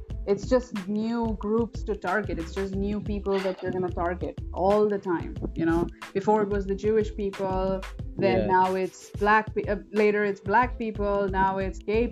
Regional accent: India; We're from India, you

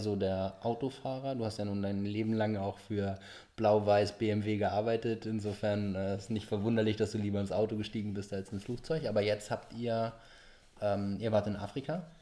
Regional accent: Norderstedt, Schleswig-Holstein, Germany; now in Australia; Wir sind zu dritt hier aufgewachsen in dem Haus

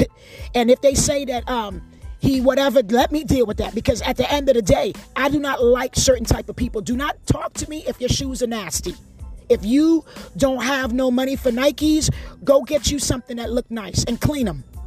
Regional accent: New Jersey, United States; moved away; also born or lived in Hawaii; I'm not even born in America. But I grew up in Jersey

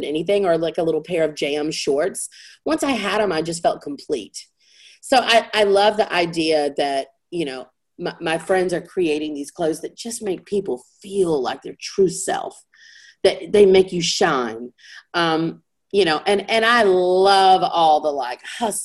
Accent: the South, United States; I was raised in the South

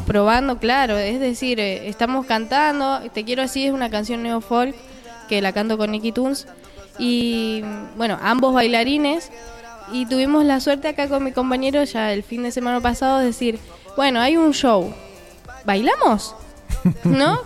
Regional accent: Buenos Aires, Argentina; soy bien porteña

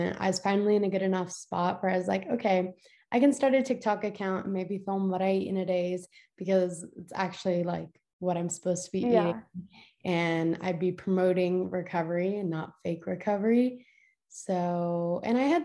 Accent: Colorado, United States; I'm from Colorado and I'm 17

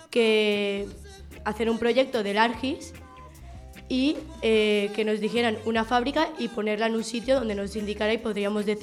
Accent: Calpe, Valencian Community, Spain; tengo unos años y vengo a de Calpe.

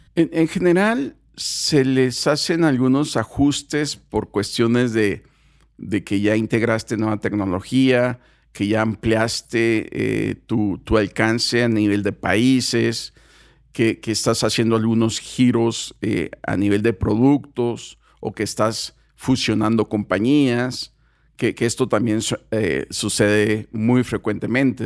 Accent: Mexico; los mexicanos, no, pues somos fiesteros

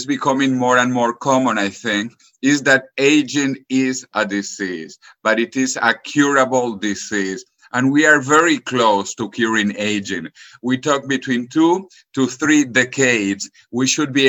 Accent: Venezuela; moved away as an adult; also born or lived in Spain / United States / California; now in Madrid, Spain; I grew up in Venezuela.

